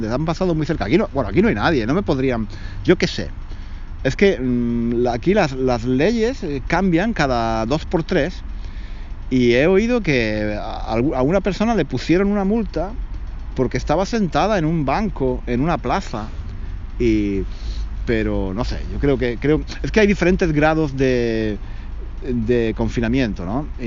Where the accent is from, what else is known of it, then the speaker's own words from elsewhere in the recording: Spain; now in London, United Kingdom; Aparte de porque soy español y tendría que explicarle que soy español y que tengo la residencia en Londres